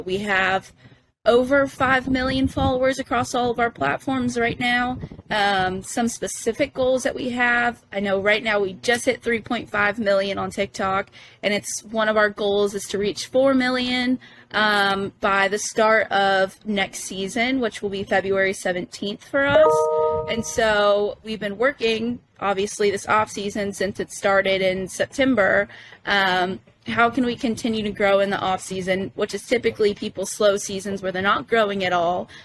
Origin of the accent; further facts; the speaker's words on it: Corpus Christi, Texas, United States; moved away as an adult; now in Savannah, United States; I'm from Corpus Christi, Texas, uh, way down south on the coast